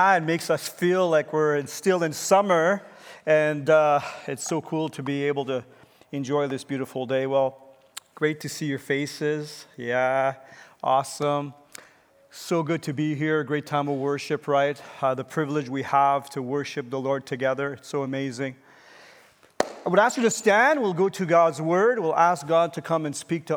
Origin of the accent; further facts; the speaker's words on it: Canada; as a citizen and as a Canadian